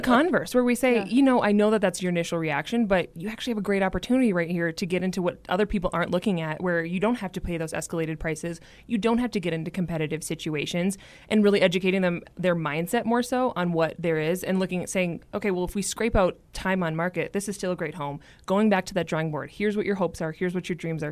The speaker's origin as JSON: {"language": "English", "town": "Minneapolis", "region": "Minnesota", "country": "United States", "tie": "born or raised there", "also_born_or_lived": "Boston, Massachusetts", "moved": "as an adult", "lives_now": "Denver, United States", "said": "I'm originally from Minneapolis, Minnesota. I have lived in the Denver area for just under five years"}